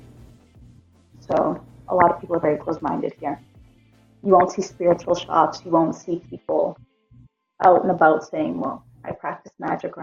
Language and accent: English; Massachusetts, United States; now in Greece; I was born here in Greece, grew up in the States, Massachusetts